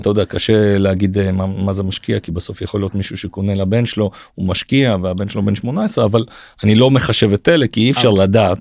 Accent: Israel; אנחנו ישראלים

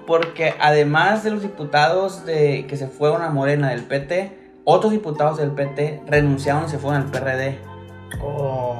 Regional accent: Mexico

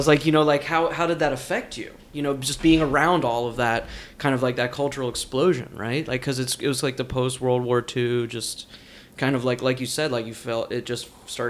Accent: New Jersey, United States; I grew up in New Jersey.

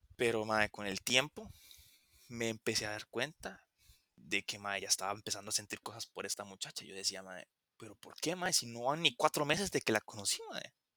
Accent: Costa Rica; aquí en Costa Rica pasa que yo soy de Costa Rica

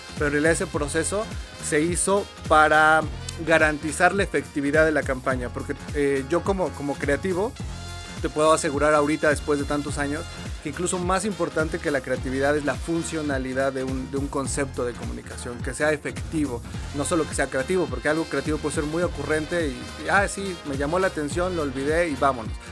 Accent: Puebla, Mexico; moved away as an adult; also born or lived in Mexico City; en Puebla, yo soy de Puebla, no existía la carrera como tal de publicidad

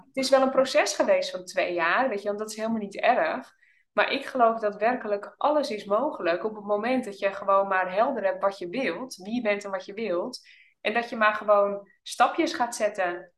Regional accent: Oudorp, North Holland, Netherlands; moved away as an adult; now in Drenthe, Netherlands; we zijn allebei opgegroeid in het Noord-Hollandse. In een klein dorpje

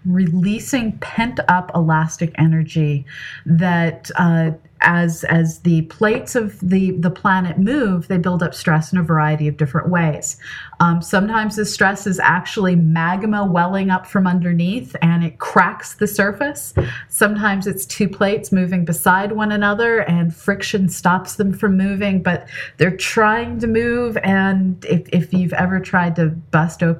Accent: California, United States; moved away; I grew up in California.

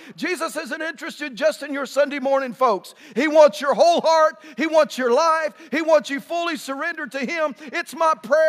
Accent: West Texas, United States; now in Tyler, United States; I'm from West Texas.

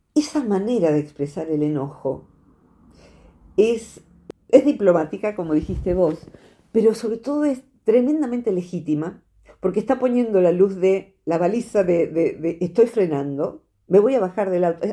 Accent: Argentina; soy argentina

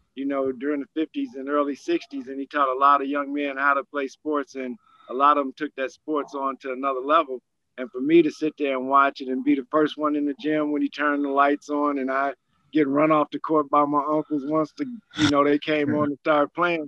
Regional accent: Chicago Heights, Illinois, United States; I'm from Chicago Heights

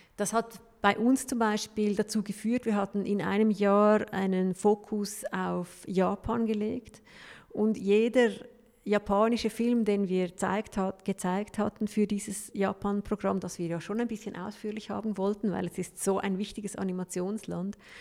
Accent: Switzerland; bei uns in der Schweiz

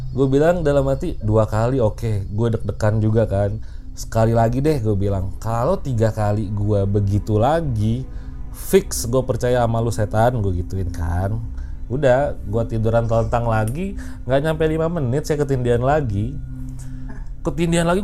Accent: Garut, West Java, Indonesia; gue pernah ngalamin sekali itu di kampung gue ya, di Garut padahal lagi lebaran

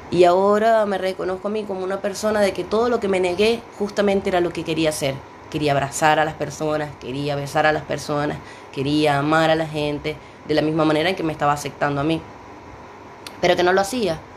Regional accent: Maracaibo, Zulia, Venezuela; en una cafetería este, de Maracaibo, Venezuela, de donde vengo.

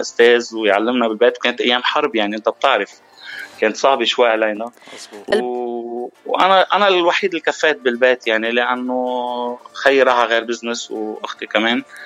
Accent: Mount Lebanon, Lebanon; now in Dubai, United Arab Emirates; انا ابن جبل لبنان

